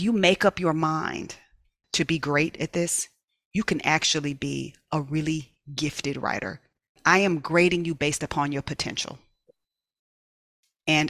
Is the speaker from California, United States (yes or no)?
yes; Inglewood, California, United States; I loved where I grew up in Imperial Village